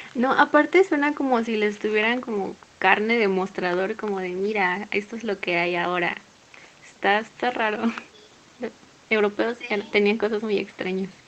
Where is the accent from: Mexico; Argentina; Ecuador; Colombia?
Mexico; Morelos; aquí el 28 de septiembre siempre se ponen como cruces de flores en las puertas y en las ventanas y yo no, yo crecí viendo a mis papás haciendo eso